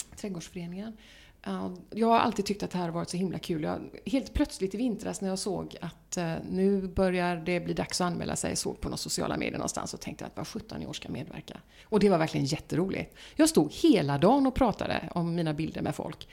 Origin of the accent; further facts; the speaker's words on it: Östergötland, Sweden; now in Gothenburg, Sweden; min barndom i eh, södra Östergötland